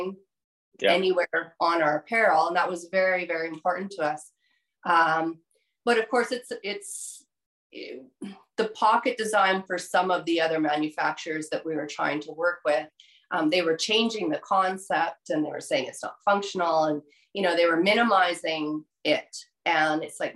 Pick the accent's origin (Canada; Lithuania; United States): Canada; myself as a Canadian